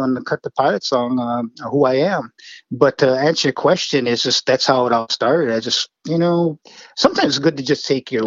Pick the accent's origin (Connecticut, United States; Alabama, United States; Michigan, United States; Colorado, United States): Michigan, United States; Wakefield; accent: Northern Michigan; moved away as an adult; now in Memphis, United States; my hometown of Wakefield, Michigan